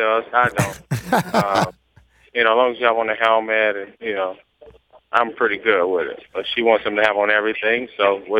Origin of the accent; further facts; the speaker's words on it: Cleveland, Ohio, United States; moved away; also born or lived in Miami; Yes, I'm from Cleveland.